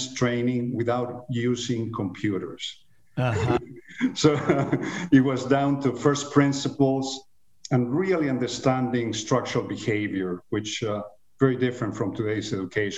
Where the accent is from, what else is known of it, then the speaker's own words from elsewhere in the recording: Chile; moved away as an adult; also born or lived in Venezuela / Los Angeles, United States; now in United States; I was born in Chile in the mid-50s, quite a while ago. I was raised and went to high school in Chile and left.